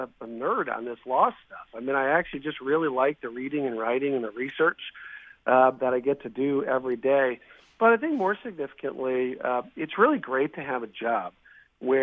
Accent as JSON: {"language": "English", "town": "Milwaukee", "region": "Wisconsin", "country": "United States", "tie": "born or raised there", "also_born_or_lived": "Illinois", "said": "I am, yeah, born and raised in Wisconsin, yep, from Milwaukee, actually, northwest side of the city"}